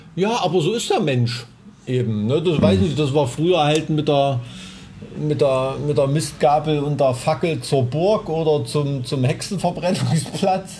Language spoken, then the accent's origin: German; Thuringia, Germany; born or raised there